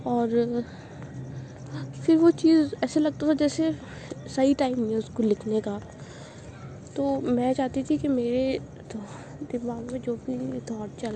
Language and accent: Hindi; Jaipur, Rajasthan, India; और मैं जयपुर राजस्थान इंडिया से हूँ